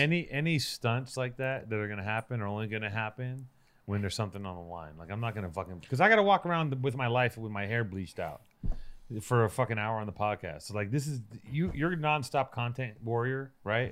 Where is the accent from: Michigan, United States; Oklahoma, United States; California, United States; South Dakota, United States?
California, United States; Los Angeles; also born or lived in Hollywood, Los Angeles; born in Hollywood, but I grew up in Venice